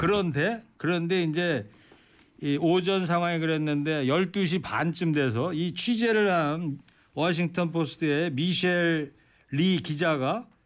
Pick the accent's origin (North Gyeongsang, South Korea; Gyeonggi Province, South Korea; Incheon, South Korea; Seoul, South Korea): Gyeonggi Province, South Korea; Anseong; 제 고향 경기도 안성 집 바로 앞에도요 철도길이 있는데